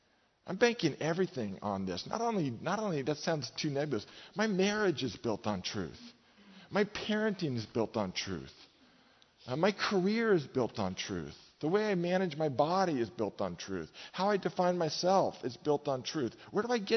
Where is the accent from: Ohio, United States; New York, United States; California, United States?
California, United States; Marin; I grew up in Marin, okay? That's my home